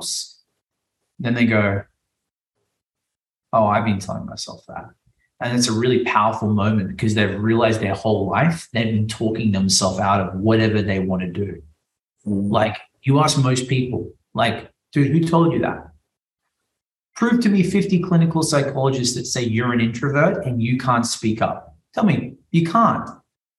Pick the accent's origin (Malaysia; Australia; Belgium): Australia; now in Miami, United States; I'm an Australian guy that did magic. You know, I live in Miami.